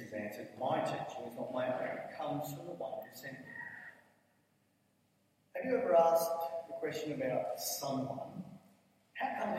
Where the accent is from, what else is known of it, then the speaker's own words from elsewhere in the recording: Blacktown, New South Wales, Australia; I come from Blacktown